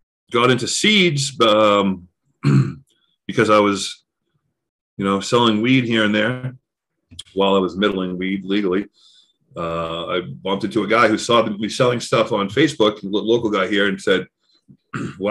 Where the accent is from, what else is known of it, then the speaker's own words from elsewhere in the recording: Massachusetts, United States; moved away as an adult; now in Colorado, United States; I grew up in Massachusetts, moved to Colorado 15 years ago